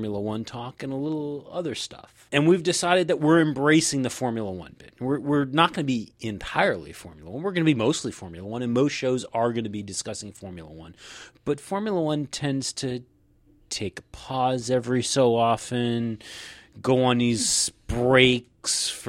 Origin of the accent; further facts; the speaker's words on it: United States; also born or lived in Ohio; Even though we are American, we live in Ohio